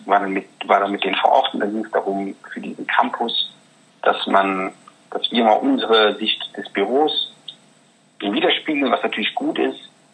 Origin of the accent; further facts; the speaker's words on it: North Rhine-Westphalia, Germany; also born or lived in Regensburg area, Bavaria; now in near Regensburg, Germany; ich bin in Nordrhein-Westfalen groß geworden.